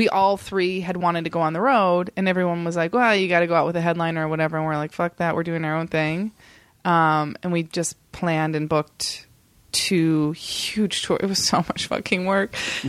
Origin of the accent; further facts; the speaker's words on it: Indiana, United States; I mean, I don't know, growing up in Indiana and you only see these like amazing photos of the Great Wall